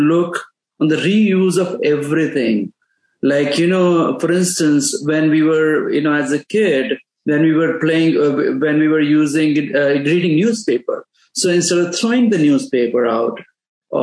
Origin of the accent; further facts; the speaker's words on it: Pakistan; I grew up in Pakistan